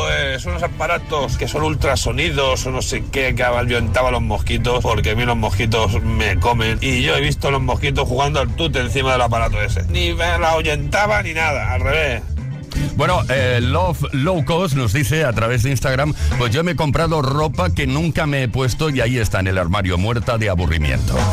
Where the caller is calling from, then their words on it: Lleida, Catalonia, Spain; Hola, Quise … de Lleida.